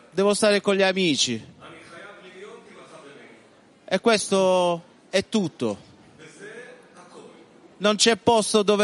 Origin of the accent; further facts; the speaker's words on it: Italy; now in Israel; vengo dall'Italia.